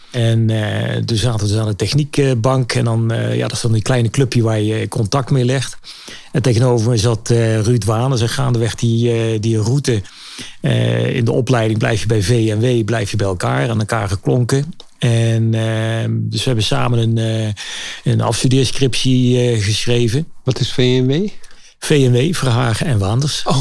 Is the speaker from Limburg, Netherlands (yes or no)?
no; Nijmegen, Gelderland, Netherlands; ik ben in Nijmegen opgegroeid en uh, middelbare school gegaan. En ja, misschien is het dom dan om in Nijmegen naar de faculteit toe te gaan.